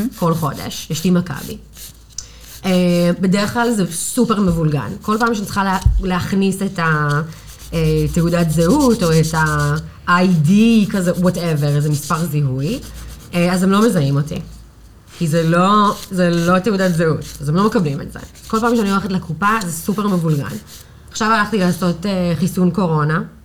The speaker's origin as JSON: {"language": "Hebrew", "region": "New York", "country": "United States", "second_language": "Hebrew", "moved": "as an adult", "lives_now": "Tel Aviv, Israel", "said": "אני מניו יורק. אני בתל אביב, וואו, הקיץ זה עשר שנים"}